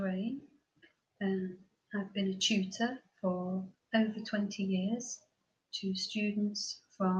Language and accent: English; England, United Kingdom; now in Portugal; At present, I live in Portugal, but I was born in England, so I'm a fluent English speaker.